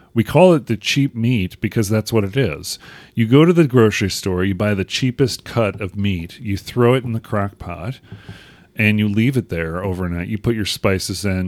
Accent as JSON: {"language": "English", "country": "United States", "accent": "American", "said": "my silly American accent"}